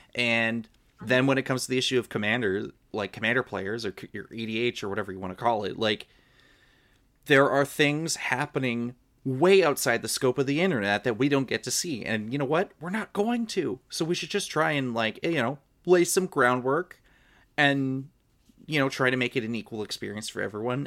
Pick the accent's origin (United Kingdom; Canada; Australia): Canada; I'm Canadian.